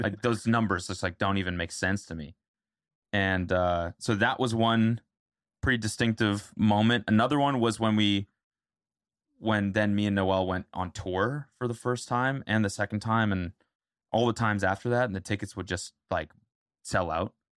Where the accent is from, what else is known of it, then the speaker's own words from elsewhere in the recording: Canada; now in United States; I'm Canadian